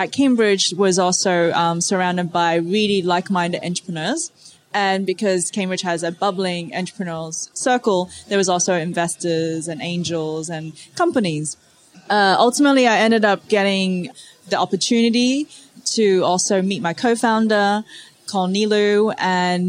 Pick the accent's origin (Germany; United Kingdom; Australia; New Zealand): Australia; also born or lived in Hong Kong; my family's originally from Hong Kong and I grew up in Australia